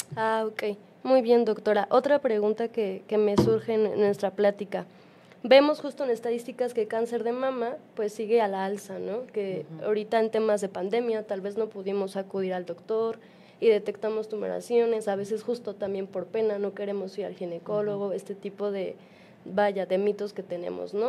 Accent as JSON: {"language": "Spanish", "country": "Mexico", "said": "como población mexicana"}